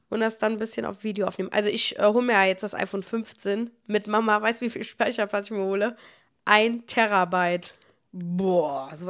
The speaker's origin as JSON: {"language": "German", "town": "Niederkassel", "region": "North Rhine-Westphalia", "country": "Germany", "said": "ich Ach Gott, was soll ich sagen? Ich komme aus Niederkassel."}